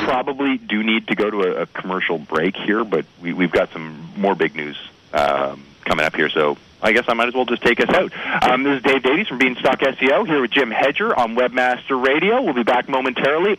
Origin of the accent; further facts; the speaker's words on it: Canada; I am Canadian